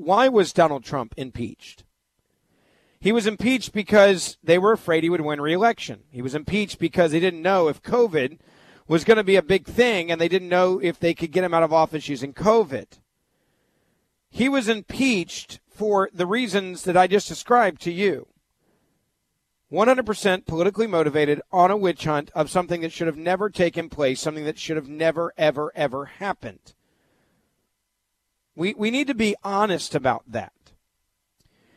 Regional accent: United States; We as American people

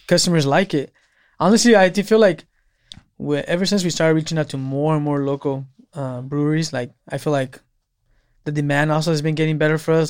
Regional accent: Salinas, California, United States; I was born and raised in Salinas

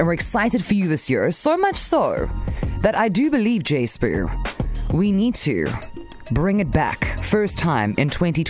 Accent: Cape Town, Western Cape, South Africa; also born or lived in KwaZulu-Natal; now in Durban, South Africa; it's my inner Cape Townian coming out.

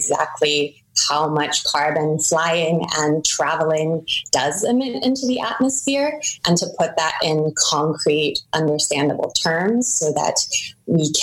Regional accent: United States; now in Germany; myself as an American who lives in Germany

